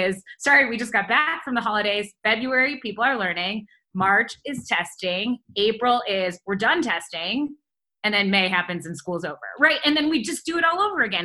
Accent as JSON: {"language": "English", "town": "Detroit", "region": "Michigan", "country": "United States", "tie": "born or raised there", "also_born_or_lived": "Ann Arbor, Michigan / Chicago / Los Angeles", "moved": "as an adult", "lives_now": "Denver, United States", "said": "I grew up outside Detroit"}